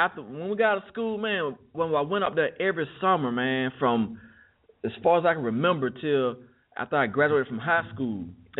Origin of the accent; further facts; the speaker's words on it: Chicago, Illinois, United States; moved away; And I'm from Chicago, man.